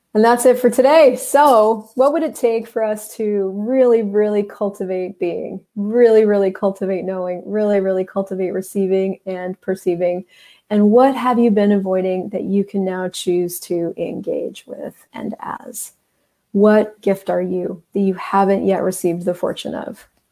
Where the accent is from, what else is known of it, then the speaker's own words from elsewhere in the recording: United States; I grew up in the United States